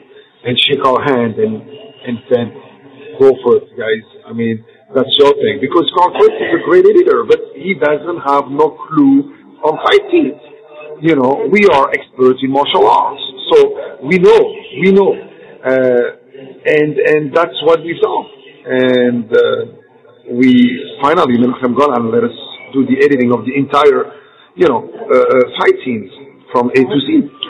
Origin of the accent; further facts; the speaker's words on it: Belgium; also born or lived in Morocco; But actually, originally I'm from Morocco. So, and I grew up in Belgium.